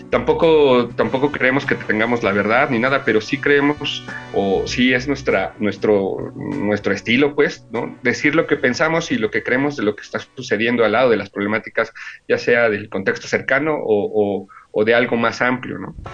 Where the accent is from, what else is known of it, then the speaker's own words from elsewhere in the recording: Milpa Alta, Mexico City, Mexico; los que iniciamos somos los que somos de Milpalta